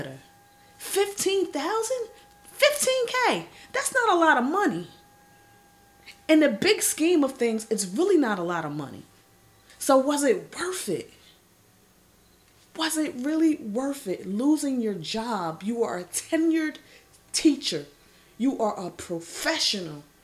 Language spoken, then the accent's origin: English; New Jersey, United States; I represent Jersey to the fullest, born and raised in the Garden State